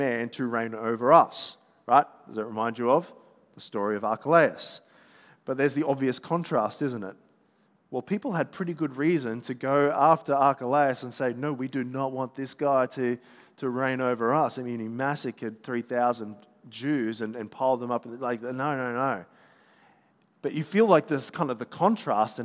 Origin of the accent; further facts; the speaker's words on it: Gold Coast, Queensland, Australia; I'm from the Gold Coast